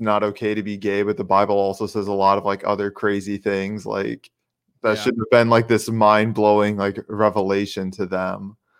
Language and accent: English; Indiana, United States; I ride from my home state here